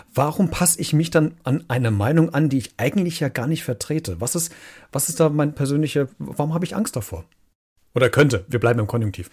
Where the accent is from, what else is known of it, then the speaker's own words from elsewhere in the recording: Germany; bei uns in Deutschland